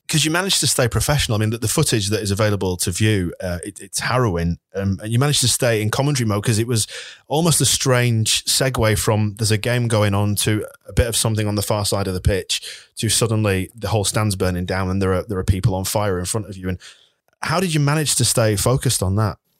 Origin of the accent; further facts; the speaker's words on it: Bradford, Yorkshire and the Humber, United Kingdom; I'm from Bradford